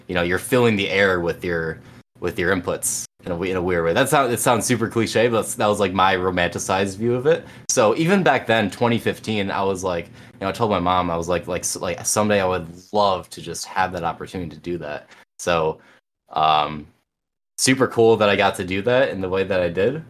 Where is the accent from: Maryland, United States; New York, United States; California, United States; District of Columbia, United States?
New York, United States; Binghamton; I've kind of just been home my whole life in Binghamton